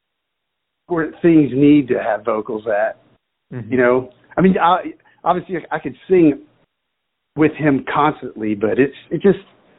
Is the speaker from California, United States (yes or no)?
no; Pensacola, Florida, United States; I was raised in Pensacola, Florida, the beach area.